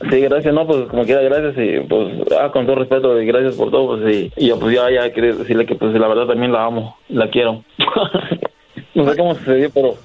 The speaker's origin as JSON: {"language": "Spanish", "region": "Querétaro", "country": "Mexico", "said": "yo soy de Querétaro"}